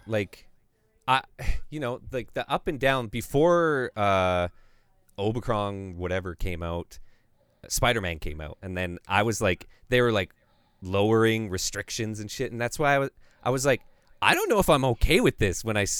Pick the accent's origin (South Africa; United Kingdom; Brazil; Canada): Canada; I'm Canadian, man. It's my freaking pastime, okay?